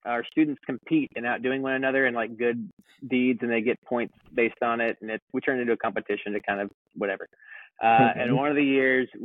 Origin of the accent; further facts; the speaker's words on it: Springtown, Texas, United States; growing up in Springtown, country town of Texas